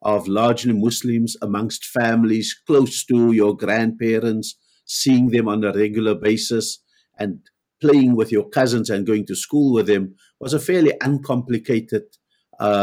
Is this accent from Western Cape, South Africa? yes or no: yes; Cape Town, Western Cape, South Africa; also born or lived in United States; I've grown up in Cape Town, South Africa, and lived here for the overwhelming part